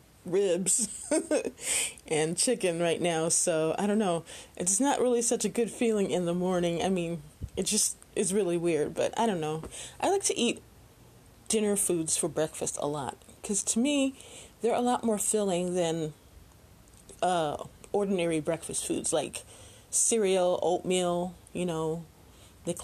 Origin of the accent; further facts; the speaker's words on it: Chicago, Illinois, United States; I grew up in Chicago